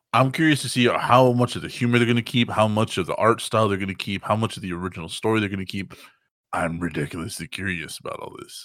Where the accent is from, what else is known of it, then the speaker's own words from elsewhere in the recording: Texas, United States; I'm from Texas